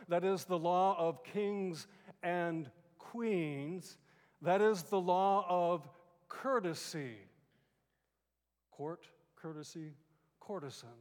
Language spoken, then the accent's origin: English; California, United States; moved away; also born or lived in Boston; I grew up in California